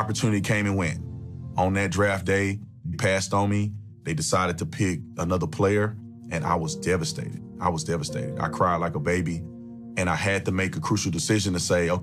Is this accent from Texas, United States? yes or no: yes; Fort Worth, Texas, United States; I was born in Fort Worth, Texas.